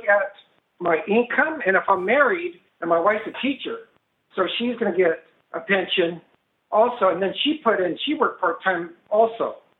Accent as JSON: {"language": "English", "region": "Northern California", "country": "United States", "tie": "born or raised there", "said": "I'm from Northern California. I've been here all my life. And I'm 52."}